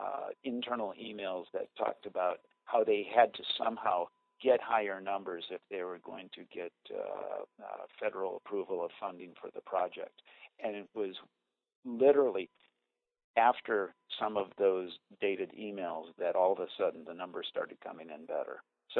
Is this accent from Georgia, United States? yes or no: no; Minnesota, United States; born there; now in Wisconsin, United States; I was born in Minnesota and Minnesota is looking better to me right now.